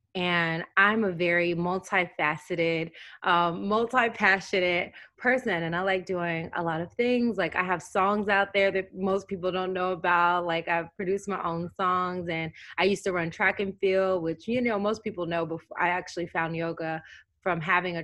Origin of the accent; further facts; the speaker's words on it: Tennessee, United States; I grew up in Tennessee.